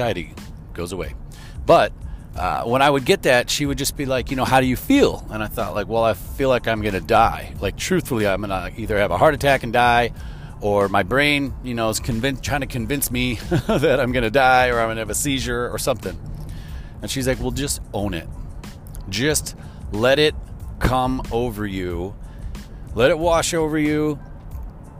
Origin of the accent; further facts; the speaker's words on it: Chicago, Illinois, United States; I'm from Chicago and that's how we drive